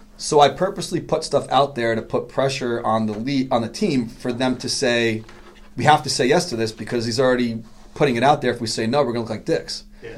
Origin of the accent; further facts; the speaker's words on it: New York City, New York, United States; I grew up in Queens